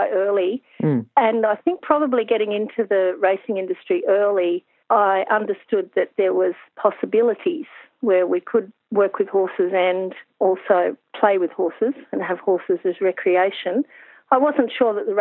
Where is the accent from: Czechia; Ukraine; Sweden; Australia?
Australia; Hunter Valley, New South Wales; I'm from the Hunter Valley